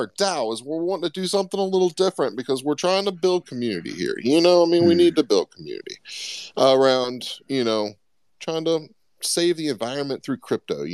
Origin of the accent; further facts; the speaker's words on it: Florida, United States; I grew up in Florida